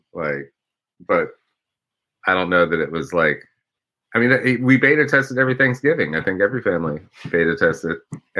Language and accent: English; Ohio, United States; moved away; also born or lived in the South; I grew up in Ohio.